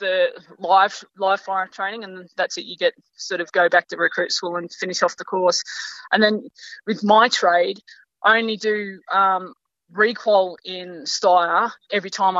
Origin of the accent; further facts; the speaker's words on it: South Coast, New South Wales, Australia; moved away; also born or lived in Northern Territory; I grew up in South Coast, New South Wales, before I moved to the NT